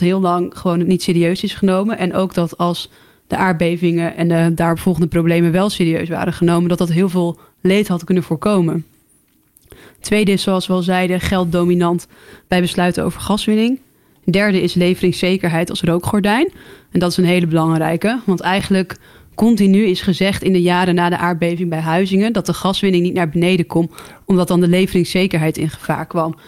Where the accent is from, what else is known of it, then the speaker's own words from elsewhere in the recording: Groningen, Netherlands; ik ben zelf ook een Groninger